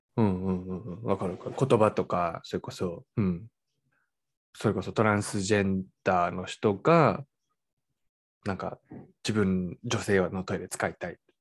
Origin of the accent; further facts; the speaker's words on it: Fujisawa, Kanagawa, Japan; moved away; 僕はね、もう江ノ島っていう町出身だから